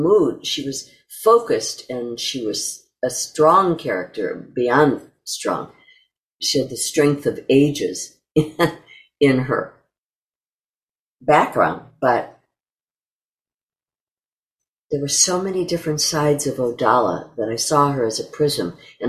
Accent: New York, United States; I was a stage actress and that I came from New York

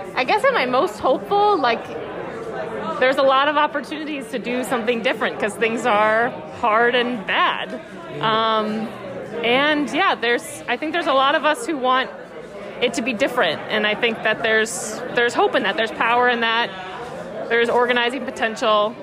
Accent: New York, United States; I do prison abolitionist organizing, and I'm also from New York

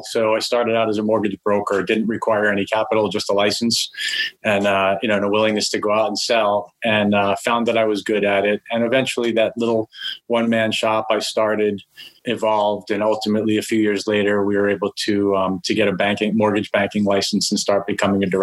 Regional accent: Clearwater, Florida, United States; moved away as an adult; also born or lived in Columbus, Ohio / North Miami, Florida / Fort Lauderdale, Florida / Gainesville, Florida; now in New York, United States; And then my parents split and I ended up with my mom and my brother in Clearwater, which is really where I spent the so-called formative years through high school

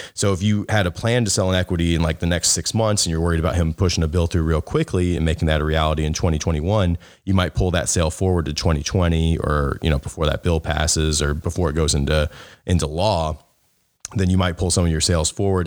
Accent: the South, United States; I grew up in the South

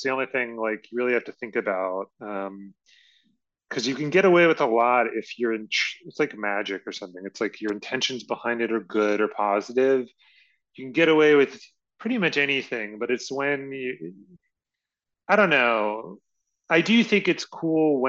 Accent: Richmond, Virginia, United States; moved away; I'm from Richmond, Virginia, or at least that's where I was.

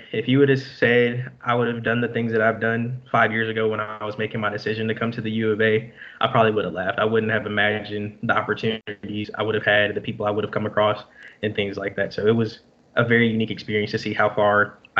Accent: Mansfield, Texas, United States; moved away as an adult; now in Fayetteville, United States; My hometown is called Mansfield, Texas. It's like 30 minutes or so south of Dallas.

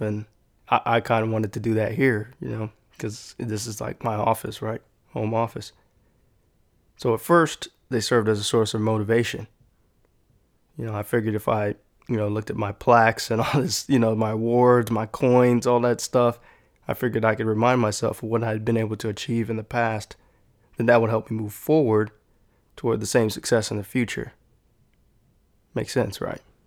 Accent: San Antonio, Texas, United States; growing up in San Antonio

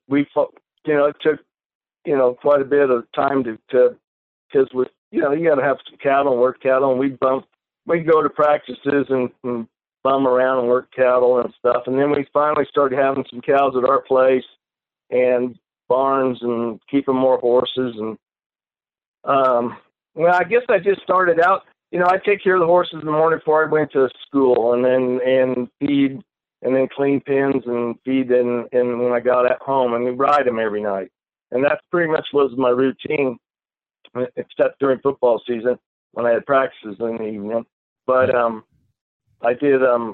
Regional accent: Reedley, California, United States; also born or lived in Bay Area, California; I was born and raised in Central California, which is a little town called Reedley, California.

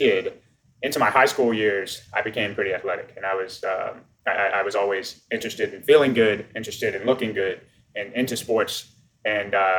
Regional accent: New Orleans, Louisiana, United States; I'm from New Orleans, Louisiana, which is the accent that you hear.

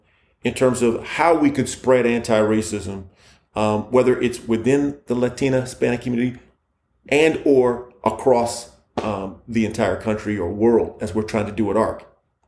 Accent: Egypt; I'm from Egypt, he's from Egypt.

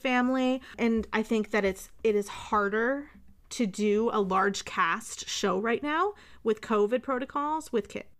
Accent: outside Hartford, Connecticut, United States; I grew up outside Hartford.

